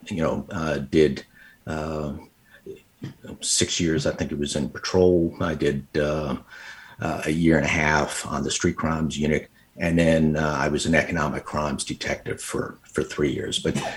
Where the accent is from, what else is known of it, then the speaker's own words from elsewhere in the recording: Long Island, New York, United States; moved away as an adult; also born or lived in Little Rock, Arkansas; I was born and raised on Long Island